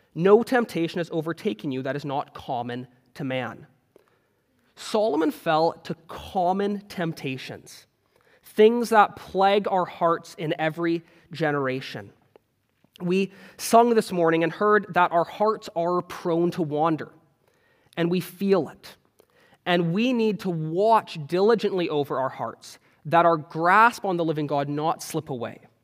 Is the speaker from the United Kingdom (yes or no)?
no; Canada; moved away; I'm Canadian